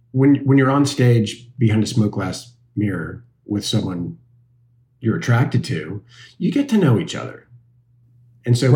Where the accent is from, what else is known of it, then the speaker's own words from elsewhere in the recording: Kansas City, Missouri, United States; moved away as an adult; I loved growing up in Kansas City